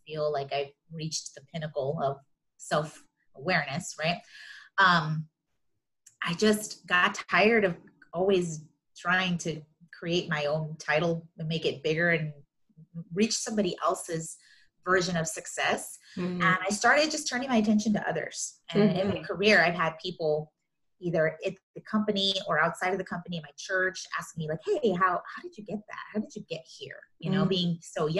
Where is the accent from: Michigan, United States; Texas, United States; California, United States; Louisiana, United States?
California, United States; Los Angeles; also born or lived in Riverside County, California; I've grown up in Southern California my whole life, born and raised, and mostly in the LA Basin area